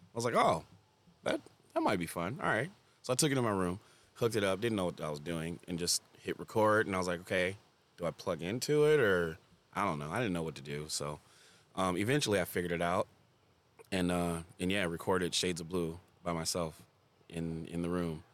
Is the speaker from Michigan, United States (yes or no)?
yes; Farmington, Michigan, United States; I grew up in Farmington, too